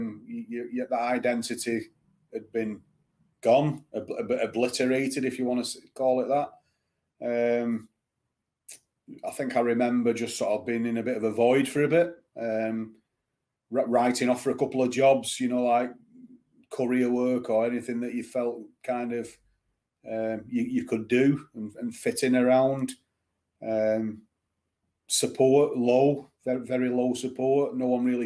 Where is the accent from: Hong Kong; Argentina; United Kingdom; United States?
United Kingdom; Bolton, North West England; also born or lived in Manchester, United Kingdom / Exeter, United Kingdom; Growing up in Bolton and Manchester